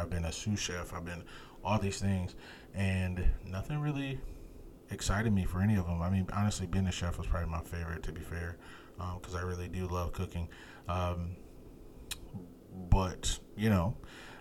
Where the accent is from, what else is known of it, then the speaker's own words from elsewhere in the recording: United States; I'm an American